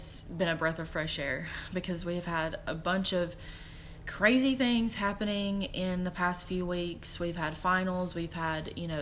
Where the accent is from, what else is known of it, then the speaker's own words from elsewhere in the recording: Georgia, United States; where I'm from, we're from Georgia